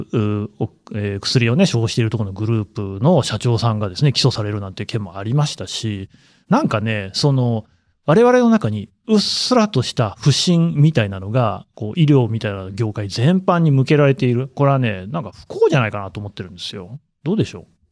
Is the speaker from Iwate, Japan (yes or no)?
no; Aichi, Japan; moved away as an adult; now in Tokyo, Japan; 私の故郷ってこともあって、愛知の引き合いに出しましたけれども